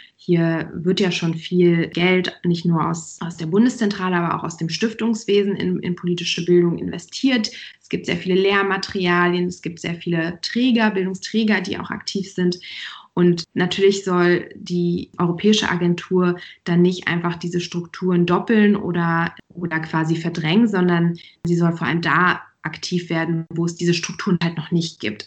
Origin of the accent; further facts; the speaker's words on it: Germany; bei uns in Deutschland